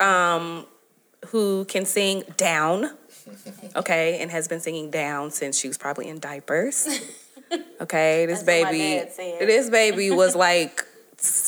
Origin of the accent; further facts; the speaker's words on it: Midwest, United States; I'm from the Midwest